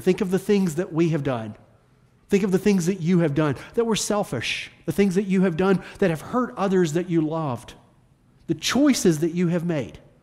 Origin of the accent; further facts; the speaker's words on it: the South, United States; accent: Southern; my Southern accent